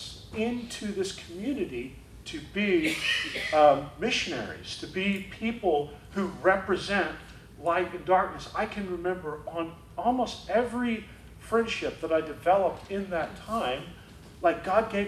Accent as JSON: {"language": "English", "town": "Rowlett", "region": "Texas", "country": "United States", "moved": "as an adult", "lives_now": "Dallas, United States", "said": "we moved to Dallas from Rowlett"}